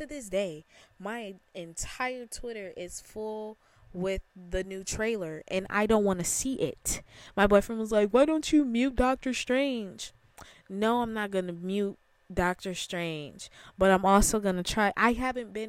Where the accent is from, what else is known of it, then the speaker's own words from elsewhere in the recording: Chicago, Illinois, United States; I am from Chicago